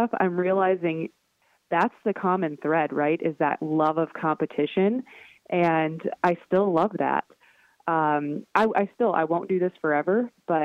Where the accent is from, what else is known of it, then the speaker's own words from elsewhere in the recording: North Dakota, United States; growing up in North Dakota in the wind